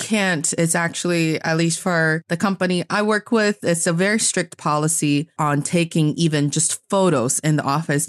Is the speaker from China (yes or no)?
yes; Northeast China, China; also born or lived in Beijing, China; I am from the northeast part of China